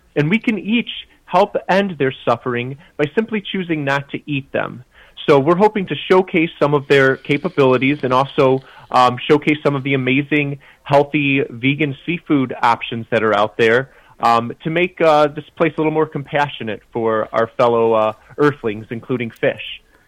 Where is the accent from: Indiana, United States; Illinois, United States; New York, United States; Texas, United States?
Illinois, United States; Chicago; I grew up in the Midwest as well, just outside Chicago